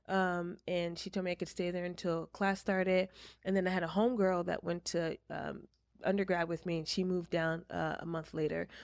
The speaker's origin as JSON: {"language": "English", "town": "Walden", "region": "New York", "country": "United States", "moved": "yes", "said": "I am originally from upstate New York"}